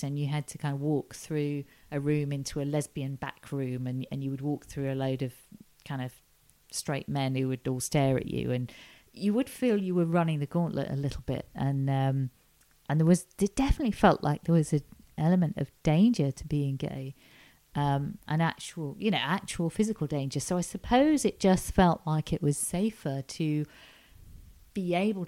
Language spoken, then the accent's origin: English; Ormskirk, North West England, United Kingdom; moved away as an adult; also born or lived in York; now in London, United Kingdom; I grew up in a town called Ormskirk in Lancashire, quite near Liverpool